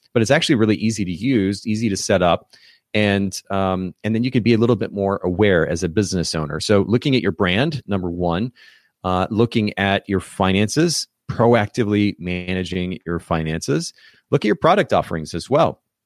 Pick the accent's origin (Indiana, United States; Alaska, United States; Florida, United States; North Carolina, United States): Indiana, United States; Kokomo; indiana uh, my home state, actually. I'm originally from Kokomo, Indiana